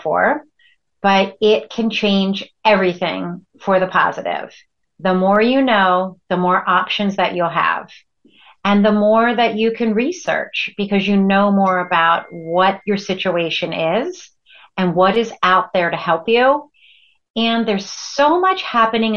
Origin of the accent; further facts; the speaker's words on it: West Chester, Pennsylvania, United States; I'm from Westchester, Pennsylvania